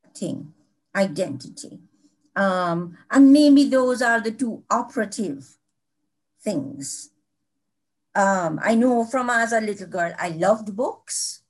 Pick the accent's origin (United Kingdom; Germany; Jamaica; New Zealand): Jamaica; Kingston; also born or lived in Mandeville; I was born in kingston really halfway tree, but you know, in Kingston. And I, I've lived here all my life